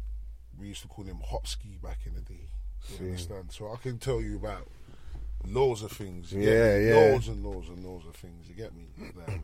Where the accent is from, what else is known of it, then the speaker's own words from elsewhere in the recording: London, United Kingdom; also born or lived in Peckham; That's my hometown